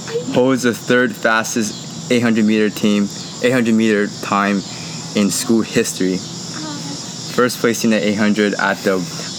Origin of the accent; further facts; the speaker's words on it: Toronto, Ontario, Canada; moved away as an adult; now in United States; we're both from Canada and Toronto specifically.